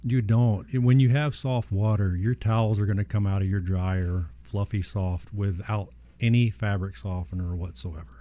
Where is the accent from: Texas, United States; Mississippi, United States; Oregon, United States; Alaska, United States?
Texas, United States; Southeast; born or raised there